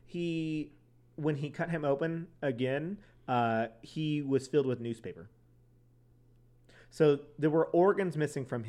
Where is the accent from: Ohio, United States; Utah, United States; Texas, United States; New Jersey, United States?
Texas, United States; outside of San Antonio; accent: Southern; I was raised in San Antonio, outside of San Antonio, Texas